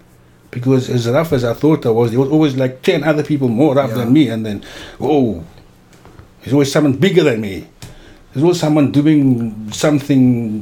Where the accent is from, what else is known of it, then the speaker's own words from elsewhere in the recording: Cape Town, Western Cape, South Africa; I grew up in Cape Town.